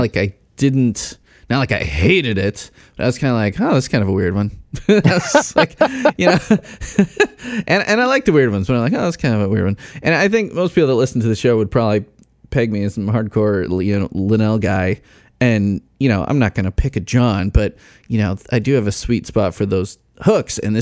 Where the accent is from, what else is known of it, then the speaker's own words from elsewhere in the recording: Chicago, Illinois, United States; I grew up in the Chicago area and in the burbs